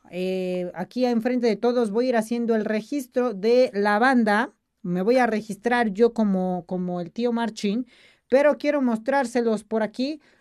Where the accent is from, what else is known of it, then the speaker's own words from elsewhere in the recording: Puebla, Mexico; Puebla, yo soy de Puebla